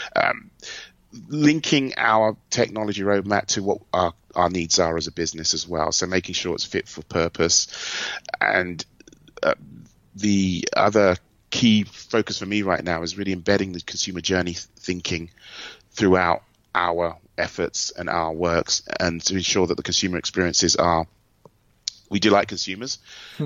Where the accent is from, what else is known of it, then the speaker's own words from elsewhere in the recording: United Kingdom; moved away as an adult; also born or lived in Germany; now in United States; being a Brit, I kind of grew up as a marketer with Aldi and Lidl